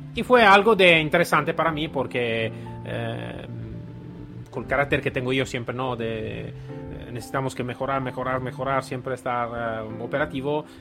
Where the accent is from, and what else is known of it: Italy